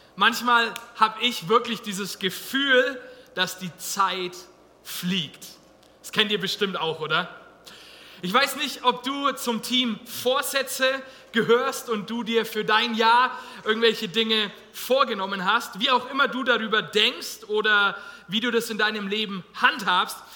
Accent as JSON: {"language": "German", "country": "Germany", "said": "wir als Deutsche"}